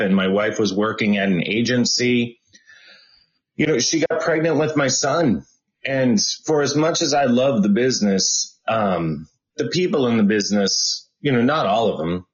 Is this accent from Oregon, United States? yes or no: no; Boston, Massachusetts, United States; moved away as an adult; also born or lived in Berkeley / Los Angeles; I am from Boston and I grew up in Boston.